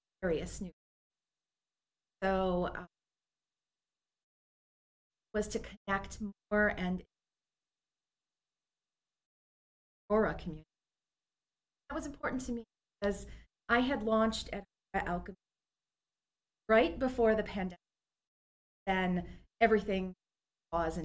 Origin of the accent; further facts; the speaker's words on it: Milwaukee, Wisconsin, United States; also born or lived in Philadelphia / Rome; now in Aurora, United States; Originally, I'm from beautiful Milwaukee, Wisconsin